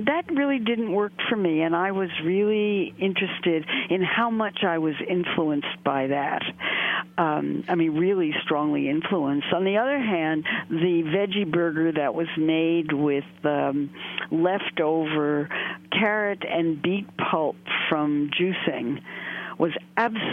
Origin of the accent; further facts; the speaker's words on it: Brooklyn, New York, United States; also born or lived in Manhattan; I live in Manhattan, but I was born in Brooklyn